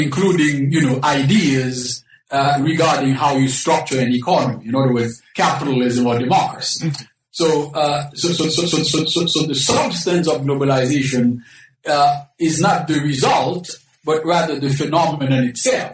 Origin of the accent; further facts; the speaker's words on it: Haiti; moved away; I was born in the Caribbean, specifically in Haiti